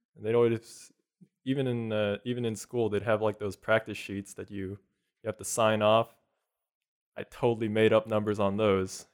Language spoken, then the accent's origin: English; Houston, Texas, United States; also born or lived in South Korea; originally, I'm from South Korea. I moved here when I was three to the Houston area